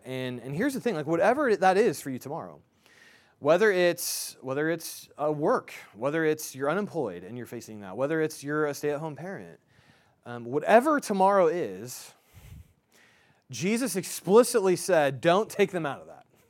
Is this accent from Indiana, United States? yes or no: yes; Indianapolis, Indiana, United States; I'm from Indianapolis